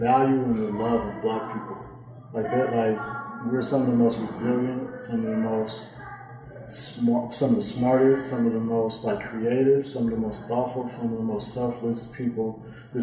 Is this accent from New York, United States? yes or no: no; Oakland, California, United States; I'm from Oakland, California